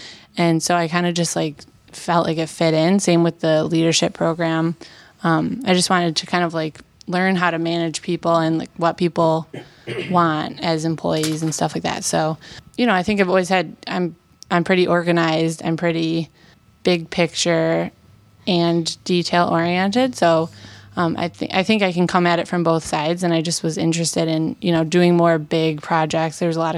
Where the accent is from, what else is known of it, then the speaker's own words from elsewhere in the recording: Hamburg, New York, United States; also born or lived in Buffalo, New York / Oxford, Ohio; So we're in Hamburg, New York right now, which is where I grew up. Born and raised in Buffalo, Western New York.